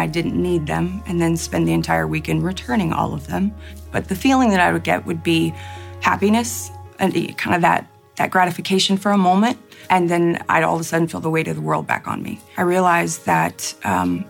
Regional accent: Houston, Texas, United States; my hometown church in Houston

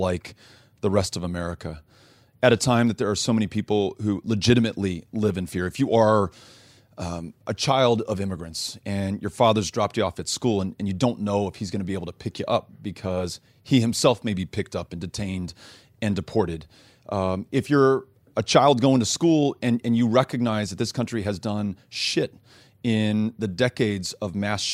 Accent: El Paso, Texas, United States; I come from El Paso, but in El Paso, we take pride in Mexican food as distinct from Tex-Mex.

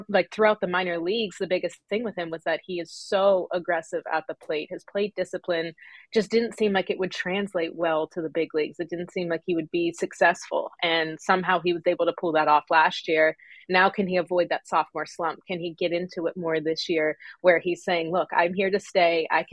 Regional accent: Pennsylvania, United States; moved away; I was from Pennsylvania

